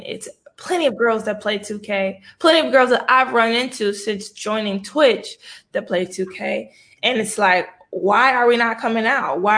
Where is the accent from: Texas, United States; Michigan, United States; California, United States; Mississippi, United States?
Michigan, United States; I'm from Michigan